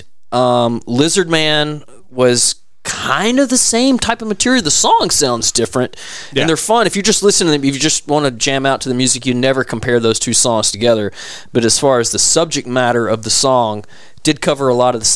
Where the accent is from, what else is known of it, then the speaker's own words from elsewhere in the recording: Arkansas, United States; I'm just from Arkansas